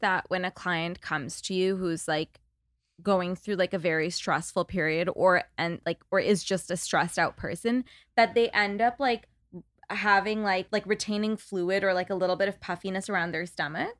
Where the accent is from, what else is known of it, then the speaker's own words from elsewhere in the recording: Toronto, Ontario, Canada; now in Los Angeles, United States; I'm from Toronto